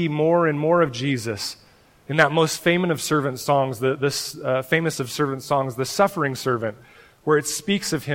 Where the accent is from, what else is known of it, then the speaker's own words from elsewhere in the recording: Oregon, United States; I'm from Oregon